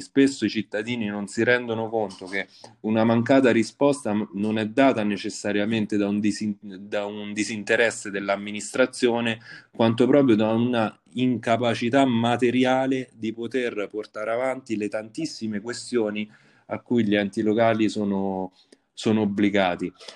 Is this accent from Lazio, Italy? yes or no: yes; Valentano, Lazio, Italy; il più giovane sindaco della storia del mio paese